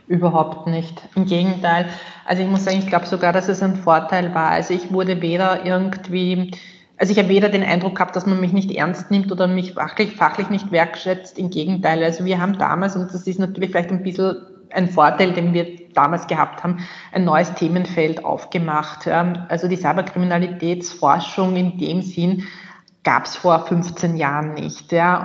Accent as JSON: {"language": "German", "country": "Austria", "said": "bei uns in Österreich"}